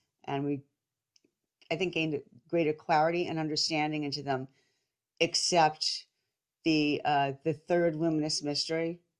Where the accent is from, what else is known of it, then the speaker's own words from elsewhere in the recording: New Jersey, United States; I'm a Catholic wife, mom, and I'm from New Jersey.